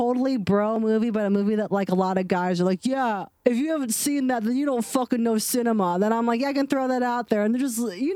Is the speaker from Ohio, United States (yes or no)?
yes; Ohio, United States; accent: non-accent; moved away; also born or lived in the South; I'm from the Midwest. I live in the South